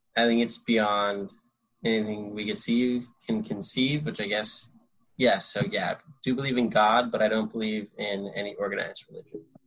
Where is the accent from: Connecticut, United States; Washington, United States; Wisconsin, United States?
Connecticut, United States; born or raised there; moved away as an adult; also born or lived in New York City / California / Colorado; now in Los Angeles, United States